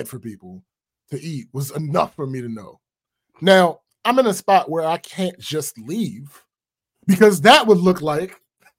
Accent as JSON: {"language": "English", "region": "Maryland", "country": "United States", "tie": "born or raised there", "said": "my home state."}